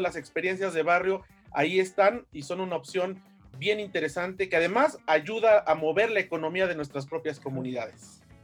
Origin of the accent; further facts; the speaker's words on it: Mexico; now in Mexico City, Mexico; como mexicanos